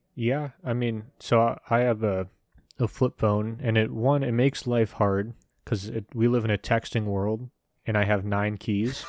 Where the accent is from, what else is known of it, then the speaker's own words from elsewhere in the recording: United States; I'm an American